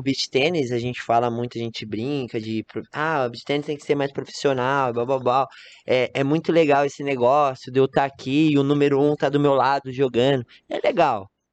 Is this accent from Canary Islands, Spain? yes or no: yes; Gran Canaria, Canary Islands, Spain; Portuguese is a second language; moved away as an adult; now in Campinas, Brazil; Sou de Gran Canária